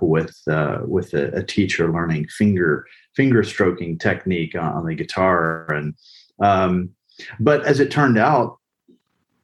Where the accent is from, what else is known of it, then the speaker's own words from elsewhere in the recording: Pensacola, Florida, United States; moved away; also born or lived in Austin, Texas / Bolivia; I grew up in Pensacola, Florida. My father was military